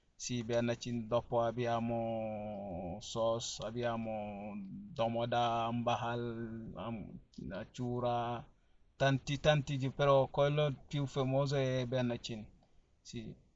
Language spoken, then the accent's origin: Italian; Senegal; first language Fula; Italian is a second language; now in Italy; poi abbiamo altre lingue, si chiama Wolof, quello si parlano quasi tutti in Senegal, così, e dopo abbiamo tanti lingue diversi di, di, ah, dialetto, perché abbiamo Fula come mia lingua madre